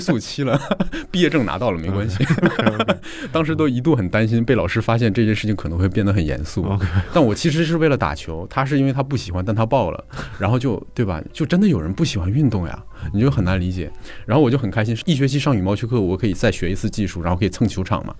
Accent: Northeast China, China; now in Shanghai, China; 我是东北人

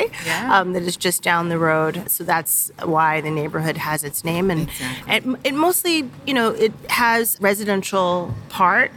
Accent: Bryn Mawr, Pennsylvania, United States; moved away as an adult; also born or lived in Philadelphia, Pennsylvania; now in Accra, Ghana; I like to claim Philadelphia, but I technically grew up in the suburb of outside of Philadelphia. It's called Bryn Mawr.

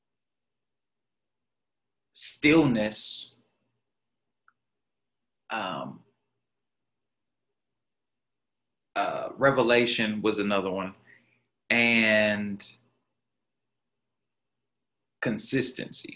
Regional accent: Jackson, Mississippi, United States; moved away as an adult; now in Tulsa, United States; I'm a Jackson, Mississippi native. I always got to rep my city, man. I love my hometown

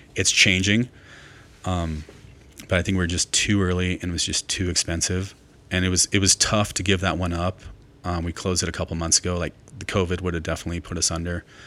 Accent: Mount Vernon, Washington, United States; also born or lived in Portland, Oregon; now in Jackson, United States; I grew up in Mount Vernon, Washington, north of Seattle

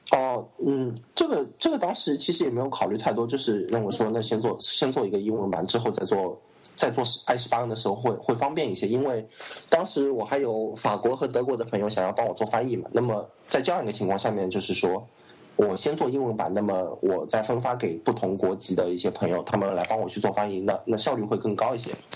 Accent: China; 作为我们大陆长大的人来说

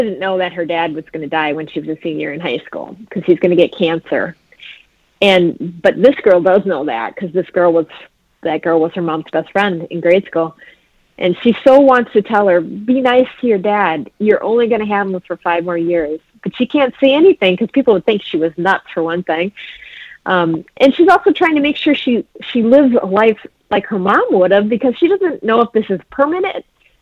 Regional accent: Antigo, Wisconsin, United States; growing up in the Green Bay Diocese in Antigo, Wisconsin

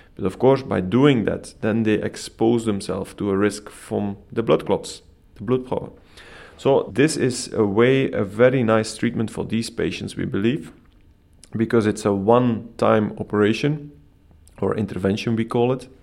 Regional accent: Belgium; moved away as an adult; now in Copenhagen, Denmark; I'm originally coming from Belgium

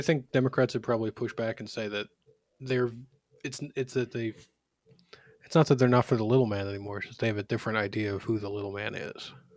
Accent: Philadelphia, Pennsylvania, United States; also born or lived in Washington, D.C.; I was born in Philadelphia, uh, and raised there.

